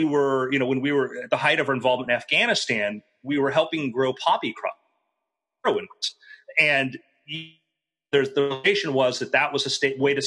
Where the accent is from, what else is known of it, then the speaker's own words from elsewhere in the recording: Fort Lauderdale, Florida, United States; I grew up in Fort Lauderdale